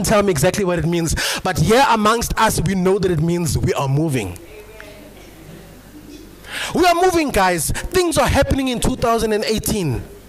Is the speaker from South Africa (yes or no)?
yes; Eastwood, South Africa; moved away; the church that I come from back home in my hometown where I was born and bred, the name of the church, it's a local assembly, it's called Eastwood Philadelphia